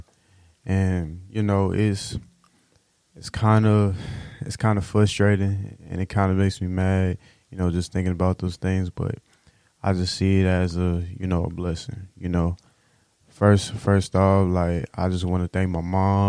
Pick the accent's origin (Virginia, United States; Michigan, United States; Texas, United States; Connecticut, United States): Texas, United States; Houston; I'm from Houston